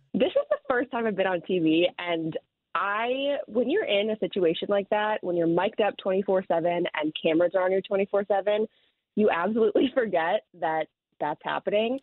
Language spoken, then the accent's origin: English; Chicago, Illinois, United States; also born or lived in Wicker Park, Chicago; I'm from the South Side, but living in the city now